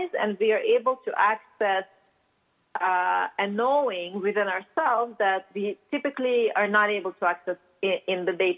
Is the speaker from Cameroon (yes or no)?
no; Russia; accent: Russian; English is a second language; moved away; I grew up in Russia, as you can probably tell by my accent. I still haven't shaken it off fully